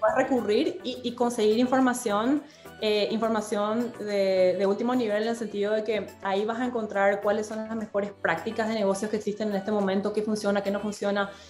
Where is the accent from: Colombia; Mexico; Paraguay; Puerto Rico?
Paraguay; moved away as an adult; also born or lived in Boston, United States; now in Washington, D.C. area, United States; cuando salí de Paraguay, salí a los 19 años